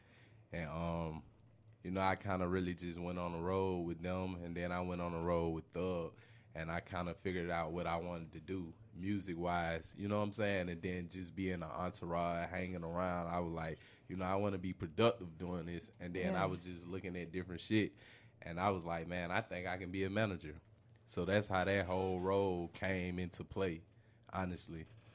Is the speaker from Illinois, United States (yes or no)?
yes; Chicago, Illinois, United States; I'm from the Dell. You know what I'm saying? I originated from Chicago. I moved down.